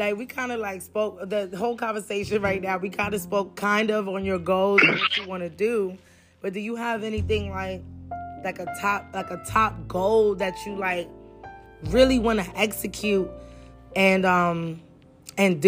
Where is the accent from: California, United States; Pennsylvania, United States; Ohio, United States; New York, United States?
New York, United States; first language Spanish; English is a second language; also born or lived in Honduras; I constantly was going back and forth to Honduras and New York